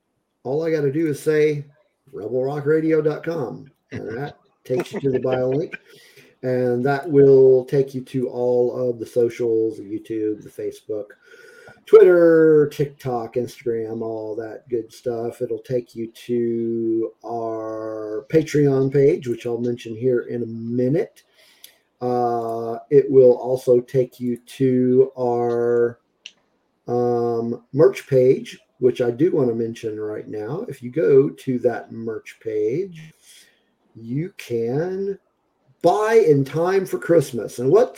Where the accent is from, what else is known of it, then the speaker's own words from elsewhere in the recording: Aurora, Colorado, United States; born there; Okay. I was born in Aurora.